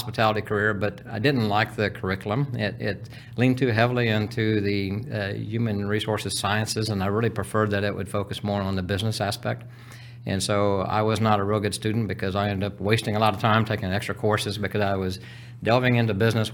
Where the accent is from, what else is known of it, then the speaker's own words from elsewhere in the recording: Houston, Texas, United States; I'm originally from Texas, so I was born in Houston